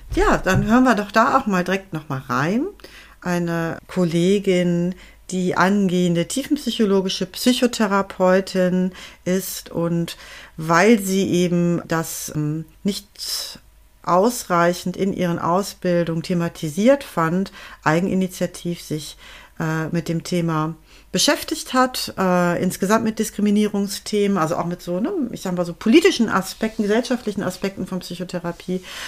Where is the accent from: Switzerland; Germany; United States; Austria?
Germany; also born or lived in Netherlands; als Deutsche, die in Holland studiert hat